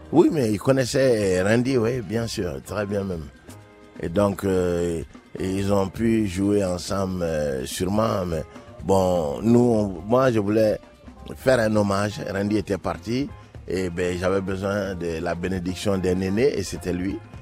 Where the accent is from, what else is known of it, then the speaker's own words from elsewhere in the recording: Ségou, Ségou Region, Mali; tu le retrouves à Ségou, dans ma ville natale